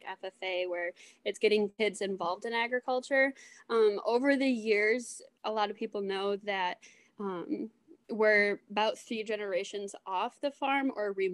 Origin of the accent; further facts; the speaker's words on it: Pulaski, New York, United States; I am from Plaska, New York, which is right off of Lake Ontario. And our town is known for salmon fishing.